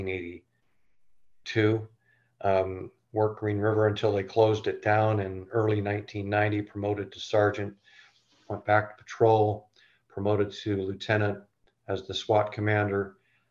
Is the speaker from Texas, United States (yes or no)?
no; Renton, Washington, United States; I grew up in East Renton